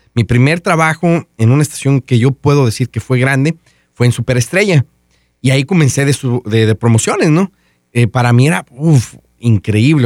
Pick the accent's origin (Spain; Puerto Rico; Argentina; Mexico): Mexico; moved away; En mi casa y todos en mi pueblo, allá en México